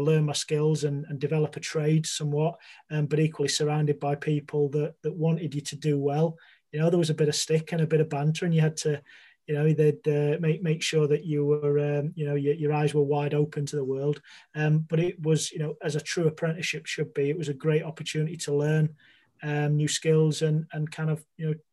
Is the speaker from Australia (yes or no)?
no; Sheffield, Yorkshire and the Humber, United Kingdom; born and raised in Sheffield